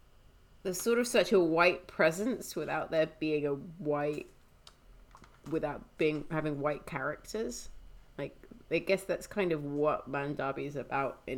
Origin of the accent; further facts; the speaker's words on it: Sudan; moved away; my experience growing up in Sudan